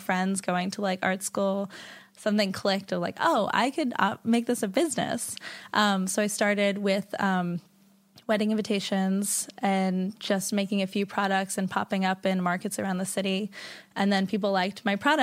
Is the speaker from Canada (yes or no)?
no; New York City, New York, United States; I grew up in the East Village, and my parents